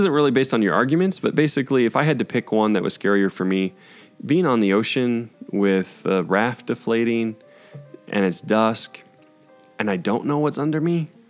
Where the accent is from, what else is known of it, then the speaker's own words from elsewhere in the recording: Tornado Alley, United States; I grew up in Tornado Alley, right?